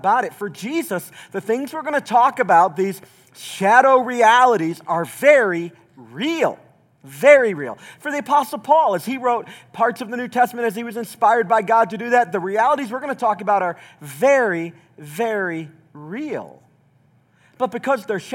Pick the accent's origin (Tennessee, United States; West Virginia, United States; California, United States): Tennessee, United States; Southeast; moved away; I grew up mostly in Southeast Tennessee.